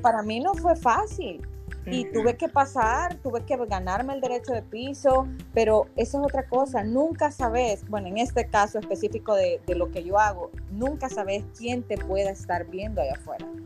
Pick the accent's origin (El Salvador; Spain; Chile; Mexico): El Salvador; moved away as an adult; now in United States; como salvadoreña y muy orgullosa de poder representar a mi país